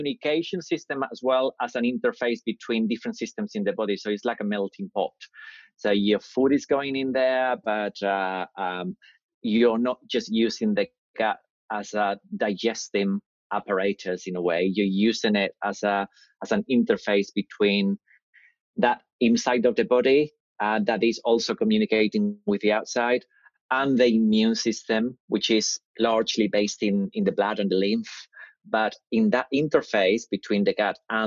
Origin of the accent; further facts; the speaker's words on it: Madrid, Community of Madrid, Spain; moved away as an adult; now in United Kingdom; I grew up in Spain. So I grew up in Madrid.